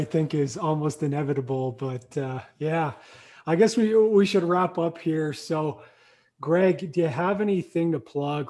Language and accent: English; Australia; accent: Australian; your American accent's probably as good as my Australian accent.